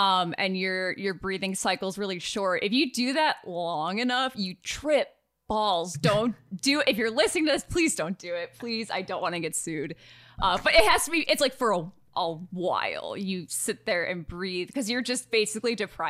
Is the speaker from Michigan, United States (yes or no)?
yes; Michigan, United States; moved away; we're originally from Michigan, so everyone, you know, people notice our vowel sounds all the time.